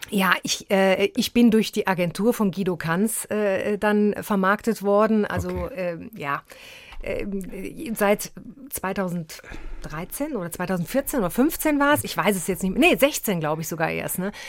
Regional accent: Aachen, North Rhine-Westphalia, Germany; Ja, ich bin eine Aachener Printe

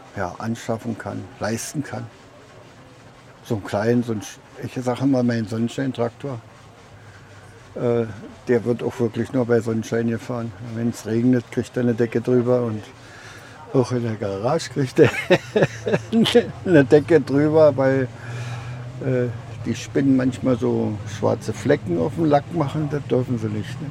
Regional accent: Mark Brandenburg, Germany; Bei uns, wo ich herkomme, ist ein Sumpfgebiet in der Mark Brandenburg

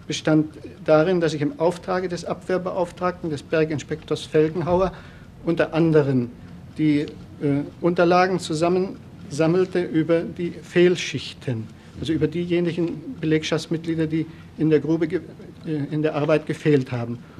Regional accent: Trzebnica, Lower Silesian Voivodeship, Poland; also born or lived in Wrocław; Ich bin in Breslau geboren. Mein Vater war praktischer Arzt. Aufgewachsen bin ich in Trebnitz, Schlesien, bei meiner Mutter und bei meinem Stiefvater mit fünf Stiefgeschwistern.

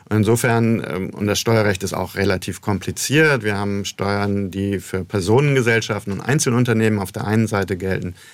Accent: Bremen, Germany; moved away as an adult; also born or lived in United States; now in Mannheim, Germany; Norddeutschland, ich komme ursprünglich aus Bremen. Ähm, aber wie es gute Bremer Tradition ist, geht man in die Welt hinaus.

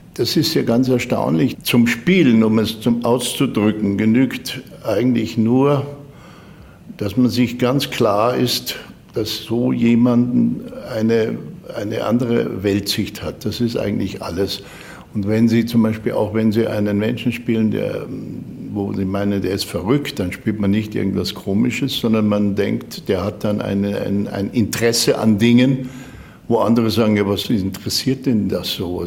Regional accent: Germany; als Deutscher

